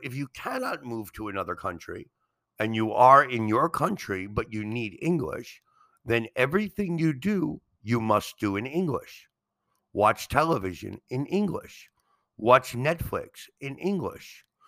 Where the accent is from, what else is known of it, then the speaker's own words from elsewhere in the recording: New York City, New York, United States; now in Mexico; I am from New York City